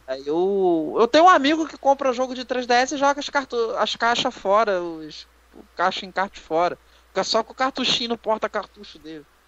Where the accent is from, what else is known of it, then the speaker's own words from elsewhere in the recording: Petrópolis, Rio de Janeiro, Brazil; eu sou de Petrópolis, RJ